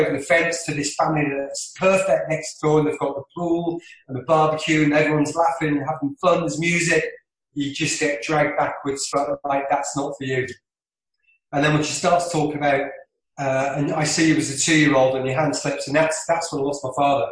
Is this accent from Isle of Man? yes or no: yes; Isle of Man; I'm from the Isle of Man